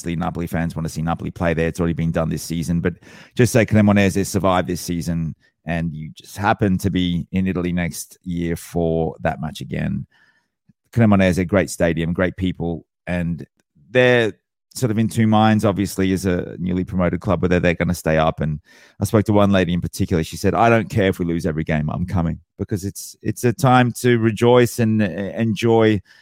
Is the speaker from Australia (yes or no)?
yes; Australia; being born and bred in Australia